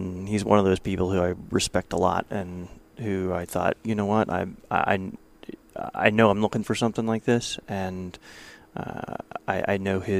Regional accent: Ohio, United States; I am from Ohio, yes.

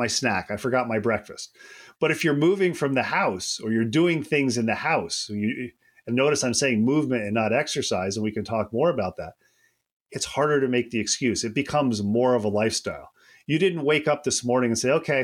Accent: upstate New York, United States; moved away as an adult; also born or lived in Kentucky / Georgia / Alabama / Florida; I grew up in upstate New York.

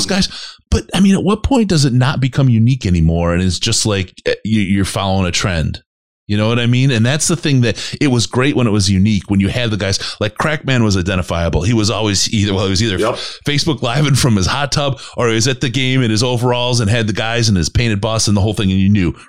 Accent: Green Bay, Wisconsin, United States; I grew up in Green Bay, and I'm not a Green Bay fan.

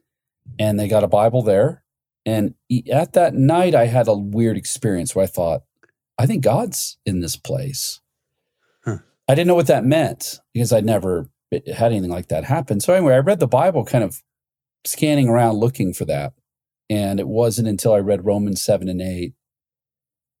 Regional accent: Ohio, United States; I grew up in Ohio

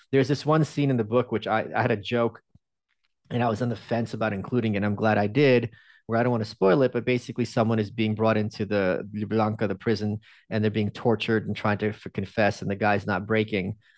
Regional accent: New York, United States; moved away as an adult; now in Austin, United States; I'm still a New Yorker, but I, I live in Austin

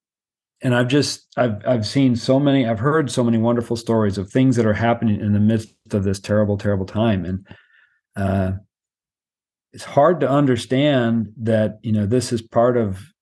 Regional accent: United States; I'm an American and traveling back and forth to Myanmar for a few years now

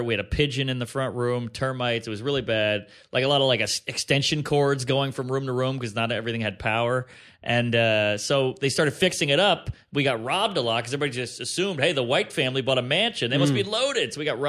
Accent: New Orleans, Louisiana, United States; Grew up in New Orleans, Louisiana. Born and raised. Right outside the French Quarter.

